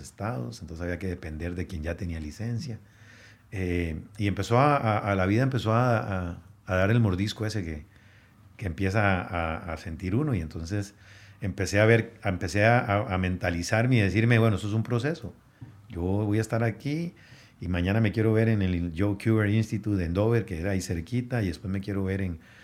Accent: Moravia, San José, Costa Rica; moved away as an adult; also born or lived in New Jersey, United States; now in Guatemala; Moravia, que es donde crecí, en San José

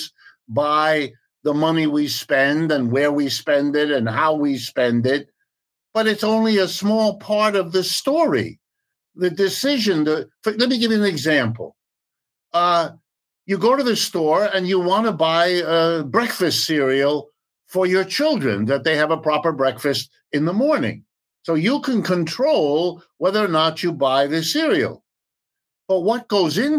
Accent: Youngstown, Ohio, United States; I'm an American, I was born in Youngstown, Ohio, it's as American as you can get, lived and worked here all my life

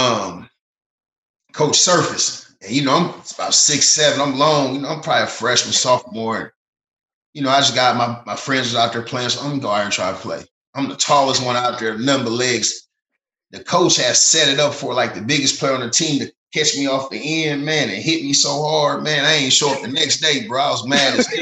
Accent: Marion, Indiana, United States; I'm from Marion, Indiana, a little small town in Indiana

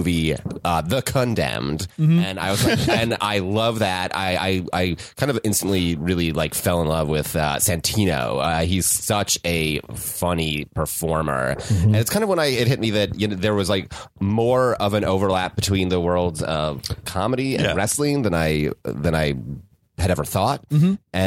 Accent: Albany, New York, United States; now in Los Angeles, United States; I am from upstate New York, Albany.

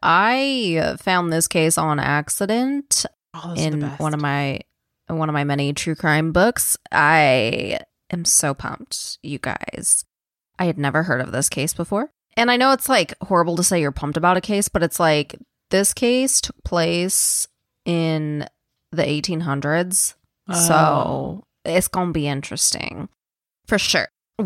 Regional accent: Kansas, United States; That's another reason I knew you'd appreciate, because I was from Kansas.

